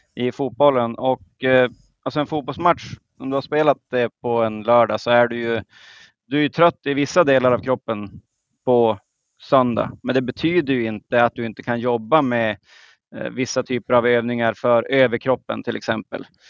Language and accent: Swedish; Skellefteå, Västerbotten County, Sweden; nu är jag från, de flesta har hört att jag är från Norrland, men från Skellefteå